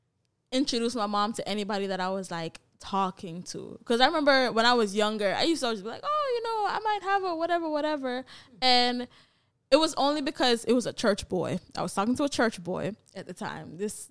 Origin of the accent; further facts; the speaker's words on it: Jamaica; not to shame my poor little country, but we grew up in Jamaica too